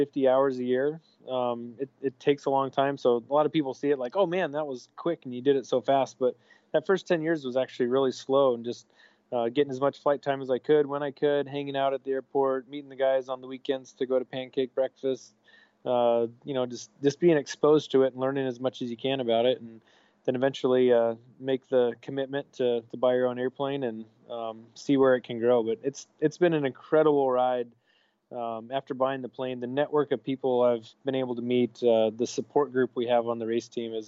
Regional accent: Idaho, United States; moved away as an adult; now in Norfolk, United States; I grew up in Idaho

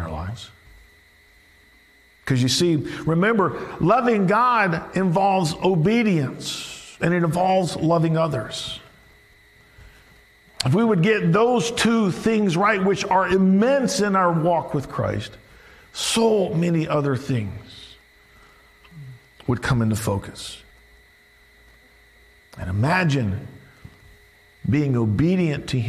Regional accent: the South, United States; Growing up in the South, I was a big LSU fan

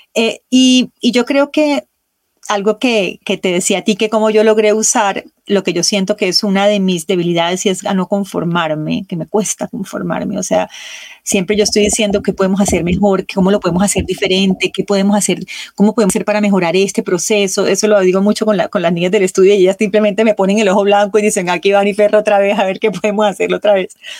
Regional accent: Colombia; moved away; yo viví tanto tiempo fuera de Colombia que para mí mi café era un ritual que me acercaba a mi tierra

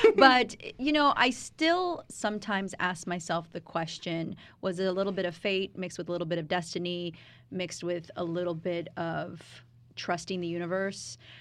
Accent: Riverside, California, United States; now in Los Angeles, United States; I was born and raised in Riverside

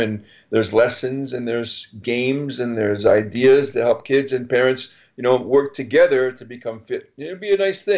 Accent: Montreal, Quebec, Canada

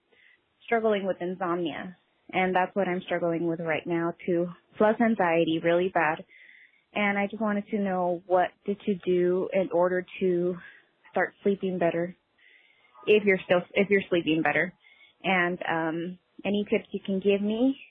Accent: California, United States; I'm from California.

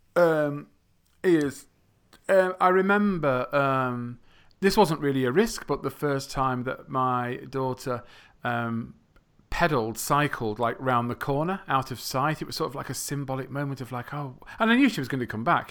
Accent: England, United Kingdom; first language English; I come from England.

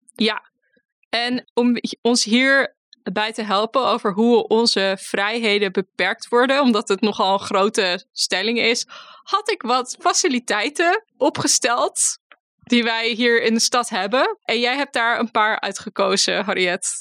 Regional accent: Bloemendaal, North Holland, Netherlands; ik kom uit, eh, uit Bloemendaal, dus ik kom echt uit suburbia.

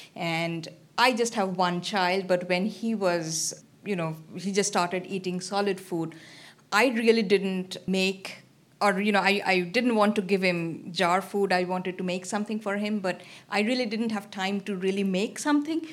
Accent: Kolkata, West Bengal, India; also born or lived in Nebraska / Princeton; now in Columbus, United States; I'm from, uh, eastern part, I'm from Calcutta

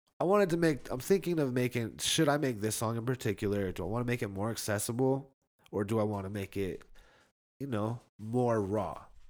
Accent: Reno, Nevada, United States; I'm from Reno. We got blacks, we got Latinos, hella Filipinos, but mostly just white people out in Reno

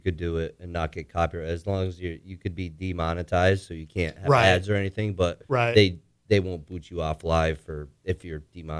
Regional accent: Enfield, Connecticut, United States; moved away; also born or lived in Western Massachusetts; all of us are from Enfield, Connecticut originally. Yeah. I'm not sure about Chris, but I was born in Enfield, Connecticut, and that's where Jordan's also from.

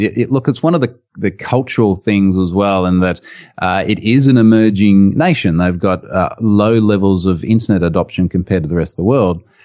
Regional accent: Australia; accent: strong Australian; in my strong Australian accent

